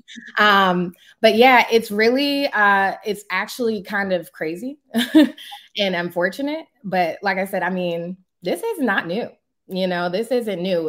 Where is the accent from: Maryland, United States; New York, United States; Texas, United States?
Maryland, United States; Prince George's County; born or raised there